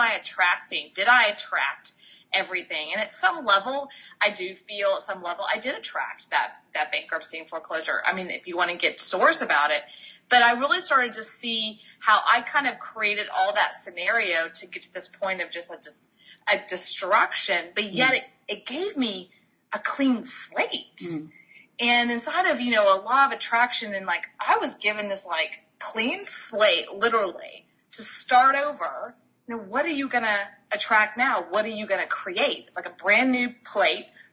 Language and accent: English; Texas, United States; moved away; also born or lived in Florida; going all the way back to Texas, actually born and bred in Texas